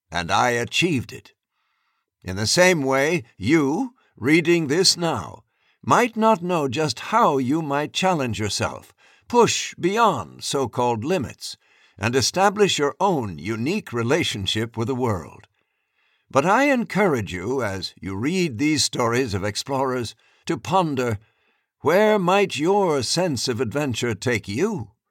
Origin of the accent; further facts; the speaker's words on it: New York, United States; As a young girl growing up in Harlem in New York, USA, I did not know that I would reach the North and South Poles in my 70s